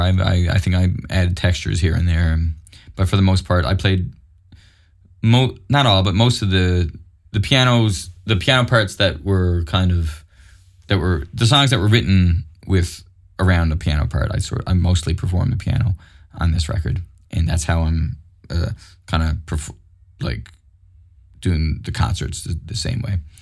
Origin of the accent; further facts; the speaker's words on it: Mount Pearl, Newfoundland and Labrador, Canada; also born or lived in St. John's; growing up in Mount Pearl was great